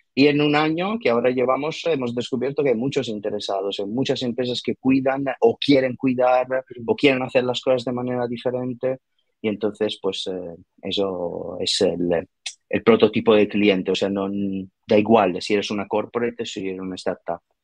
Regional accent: Italy; accent: Italian; Spanish is a second language; moved away; soy italiano, por, por, eso ese raro acento

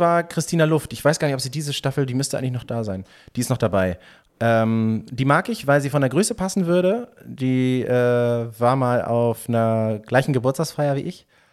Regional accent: Northern Germany, Germany; wir sind ja Norddeutsche

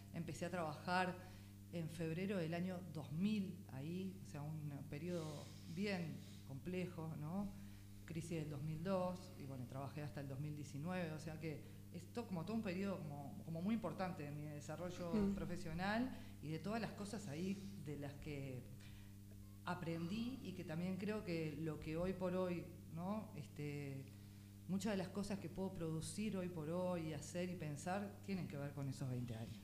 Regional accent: Montevideo, Uruguay; nací en unos días creo en Ciudad Vieja y después la comercial y después Parque Valle. Esos fueron un poco los tránsitos de, de barrios

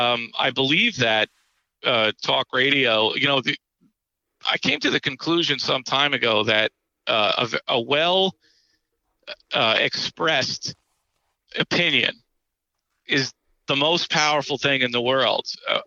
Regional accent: New York, United States; Being a New Yorker, I just, when his voice comes on, I just start yelling at the radio.

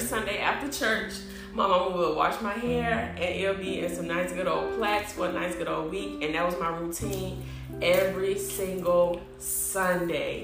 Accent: Chicago, Illinois, United States; moved away as an adult; now in Grambling, United States; I'm from Chicago, so I was moving 12 hours away

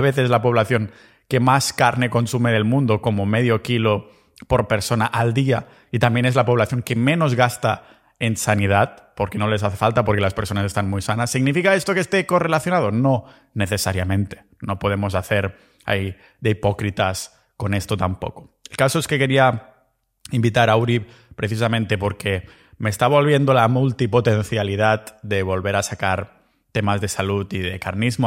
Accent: Catalonia, Spain; moved away as an adult; now in Montenegro; mi pueblo ahí en Cataluña

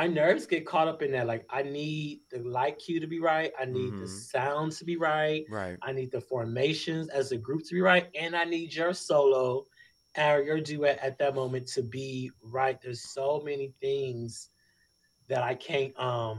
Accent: Los Angeles, California, United States; I'm from Los Angeles, California, South Central to be correct

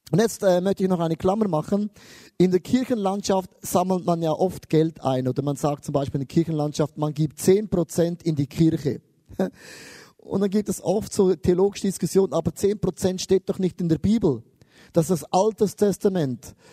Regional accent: Switzerland; und ich als Schweizer, ich sammle alles an.

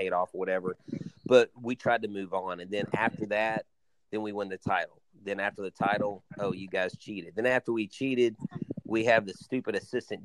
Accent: Houston, Texas, United States; growing up in Houston

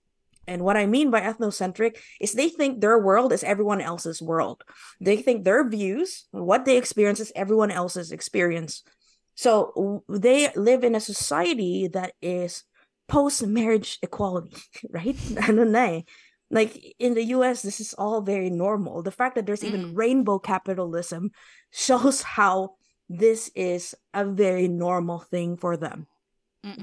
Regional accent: United States; So I'm Filipino-American. I'm mm-hmm. very familiar with these two cultures.

